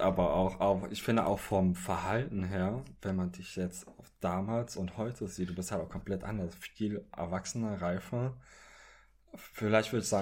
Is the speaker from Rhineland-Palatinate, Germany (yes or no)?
yes; Trier, Rhineland-Palatinate, Germany; now in Berlin, Germany; ich komme ursprünglich aus Trier. Das ist in Rheinland-Pfalz